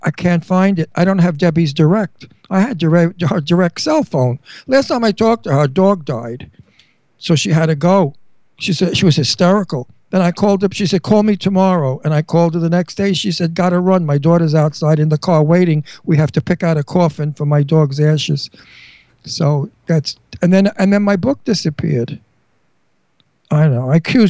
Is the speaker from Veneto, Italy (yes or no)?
yes; Verona, Veneto, Italy; English is a second language; Cinzia's like me. We're from Verona, Italy. You know, Venice. We're Venetian.